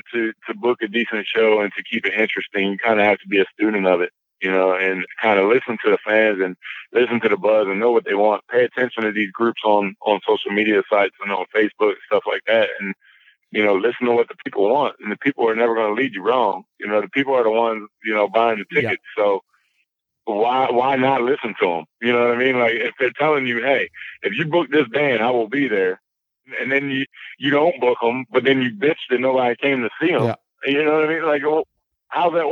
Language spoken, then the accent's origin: English; Las Vegas, Nevada, United States; I'm from Vegas